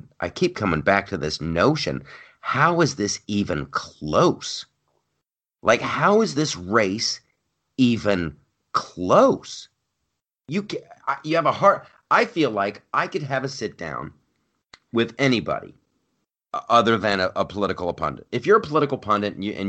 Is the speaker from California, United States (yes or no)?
yes; California, United States; moved away as an adult; now in New York, United States; my home state, but I might actually be back in California